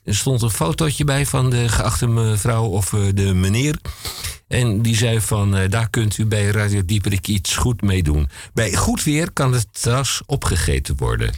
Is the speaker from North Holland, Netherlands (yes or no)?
yes; Amsterdam, North Holland, Netherlands; Ik ben Amsterdammer, wij zijn Amsterdammer